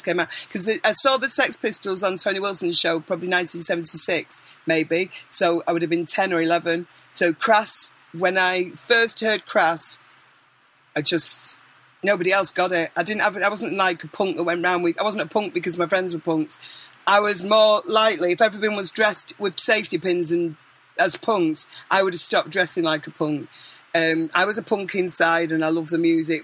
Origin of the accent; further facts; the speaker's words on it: Manchester, North West England, United Kingdom; I am from Manchester